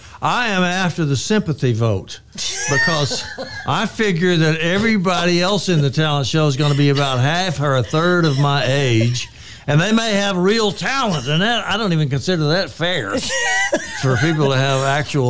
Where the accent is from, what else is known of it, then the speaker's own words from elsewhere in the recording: Oklahoma, United States; now in Texas, United States; we got my home state. I think he knows I'm an Okie.